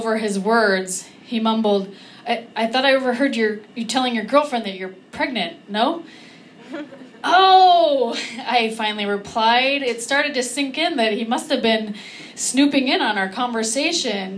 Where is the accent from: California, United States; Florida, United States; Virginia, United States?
California, United States; I'm from California